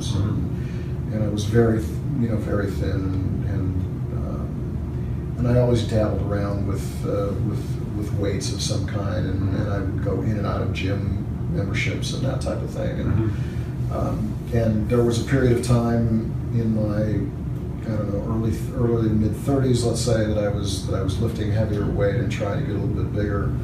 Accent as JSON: {"language": "English", "town": "St. Louis", "region": "Missouri", "country": "United States", "tie": "born or raised there", "said": "Uh, Midwest St. Louis."}